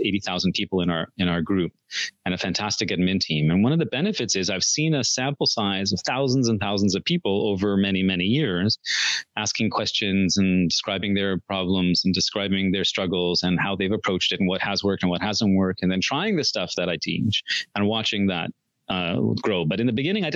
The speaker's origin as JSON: {"language": "English", "country": "India", "said": "both of us grew up in very traditional coercive households. I'm from India."}